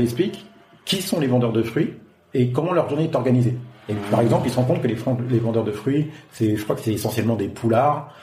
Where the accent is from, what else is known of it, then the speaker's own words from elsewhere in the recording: France; moved away as an adult; now in Africa; en tant que Français